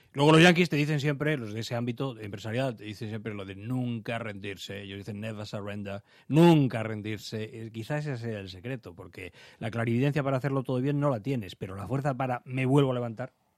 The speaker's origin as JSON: {"language": "Spanish", "town": "Alcobendas", "region": "Community of Madrid", "country": "Spain", "tie": "born or raised there", "said": "yo soy de Alcobendas y de niños lo que hacíamos era acudir al arroyo"}